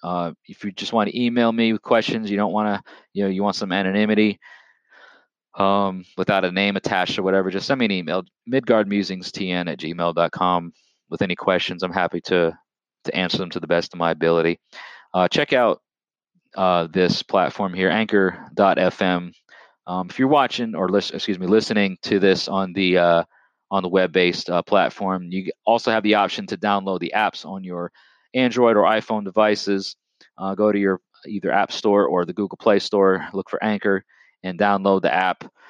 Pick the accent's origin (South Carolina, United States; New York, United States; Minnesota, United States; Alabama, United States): New York, United States; Long Island; also born or lived in Lower Hudson Valley, Orange County, New York; I'm originally from the state of New York. Okay, I'm, I'm from the United States of America, born and raised on Long Island